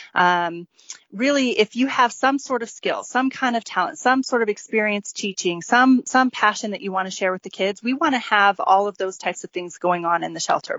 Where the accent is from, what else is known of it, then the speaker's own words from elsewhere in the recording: St. George, Utah, United States; moved away as an adult; also born or lived in Los Angeles; I grew up here in George, and I was wanting to move back here with my family